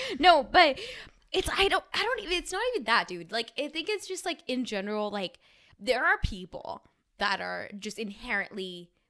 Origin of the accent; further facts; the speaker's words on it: Bay Area, California, United States; So everyone knows I'm from the Bay Area.